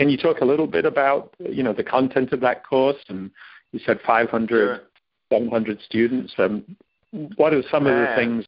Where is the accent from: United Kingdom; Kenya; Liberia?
United Kingdom; England; moved away as an adult; now in United States; I've lived here, even though I grew up in England, I've lived here for 40 years.